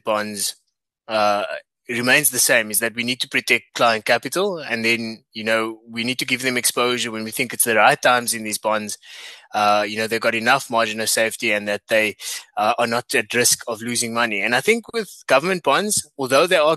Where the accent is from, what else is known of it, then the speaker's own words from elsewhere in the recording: South Africa; As a South African